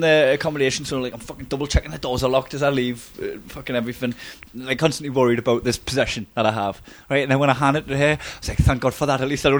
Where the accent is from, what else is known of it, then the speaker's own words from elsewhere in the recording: Newcastle upon Tyne, North East England, United Kingdom; accent: Geordie; I'm a Geordie, I would say, "Would you marry us?"